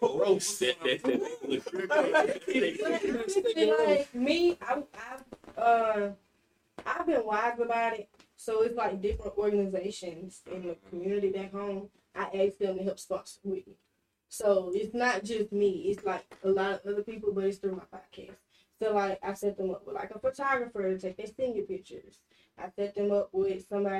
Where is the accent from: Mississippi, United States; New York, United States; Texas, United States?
Mississippi, United States; Meridian; moved away as an adult; So, I'm from Meridian